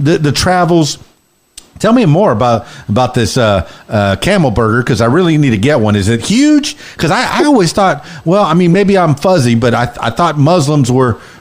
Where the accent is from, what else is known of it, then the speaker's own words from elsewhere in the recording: Fort Lauderdale, Florida, United States; also born or lived in Miami / Orlando; I'm from Miami, born in Miami, raised in Fort Lauderdale in the Florida Keys